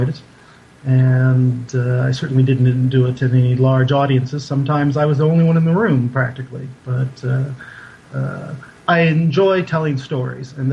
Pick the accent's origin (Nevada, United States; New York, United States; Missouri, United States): Nevada, United States; Boulder City; also born or lived in Maryland; I grew up in a little town called Boulder City, about 30 miles outside of Las Vegas. I was born in Maryland, but when I was 7 years old, moved out there, and that's still my home to this day